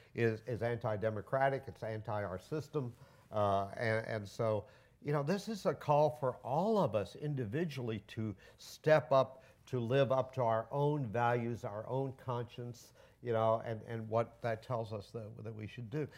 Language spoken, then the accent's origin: English; Cleveland, Ohio, United States; now in Washington, D.C., United States; I'm from Cleveland. I was born here and my parents were born here and I'm glad to be home.